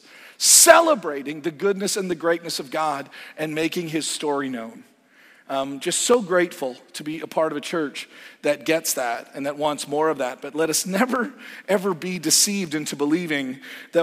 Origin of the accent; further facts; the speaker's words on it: Canada; moved away as an adult; now in United States; As a Canadian